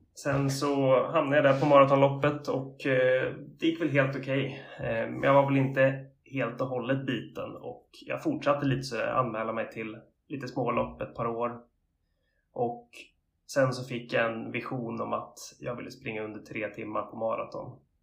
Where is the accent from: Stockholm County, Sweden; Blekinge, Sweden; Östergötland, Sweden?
Östergötland, Sweden; Linköping; moved away as an adult; also born or lived in Varberg / Uppsala; now in Gothenburg, Sweden; när jag var ganska ung så flyttade min familj till Linköping och där växte jag upp och gick i skolan